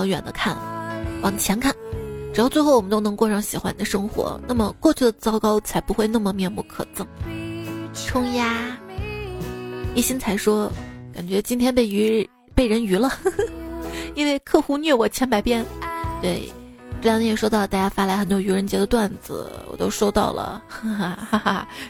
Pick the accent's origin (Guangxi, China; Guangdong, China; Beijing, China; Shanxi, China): Guangxi, China; 然后你们广西人怎么说？我们广西人说是螺蛳粉，精髓。